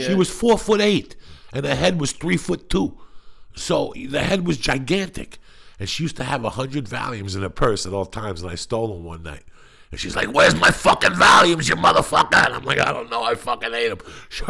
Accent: Denver, Colorado, United States; moved away; also born or lived in Seattle; I come from Denver, Felicia, where there was nothing.

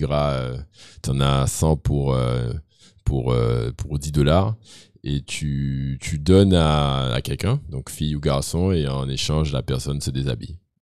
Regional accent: Guadeloupe; Je viens de la Guadeloupe. Tout le monde vient d'ailleurs. J'étais le seul Guadeloupéen de l'école d'ailleurs

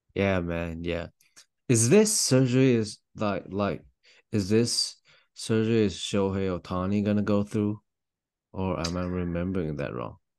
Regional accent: Taiwan; now in Louisville, United States; I'm from Taiwan, although I'm Louisville right now

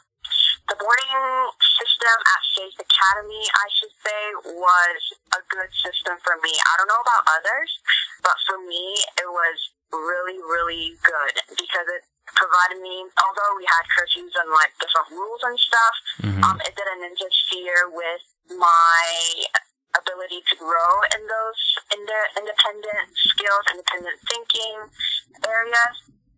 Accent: South Korea; also born or lived in Mongolia; now in United States; So I would usually just tell people like, oh, I was born in Korea, but I lived in Mongolia, you know, that kind of little nutshell kind of thing.

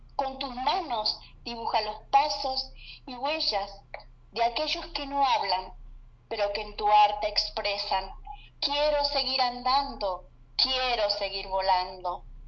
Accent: Salta, Argentina; soy de Salta, eh, una ciudad de Argentina, del norte de Argentina

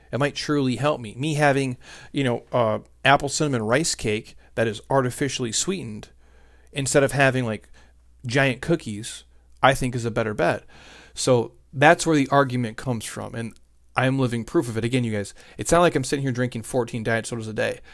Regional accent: Midwest, United States; I grew up in the Midwest, and we didn't have any money

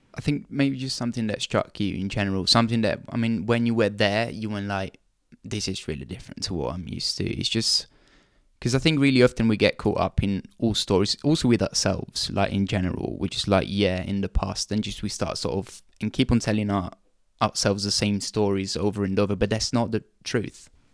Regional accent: Italy; moved away; I'm from Italy

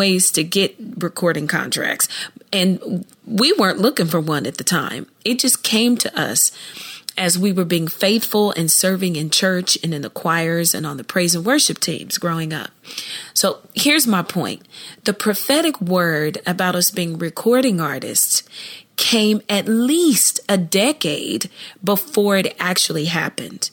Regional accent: Columbus, Ohio, United States; I grew up in Columbus, Ohio

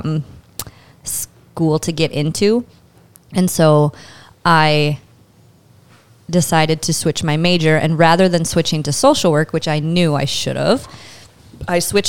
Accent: St. Peter, Minnesota, United States; moved away as an adult; So I'm from St. Peter, born and raised. Till I left when I was 18 years old

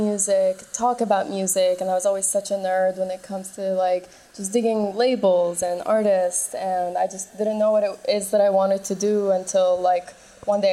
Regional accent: Toronto, Ontario, Canada; moved away as an adult; also born or lived in Middle East; now in Berlin, Germany; I'm from Toronto. I started there and just moved to Europe after finished studying

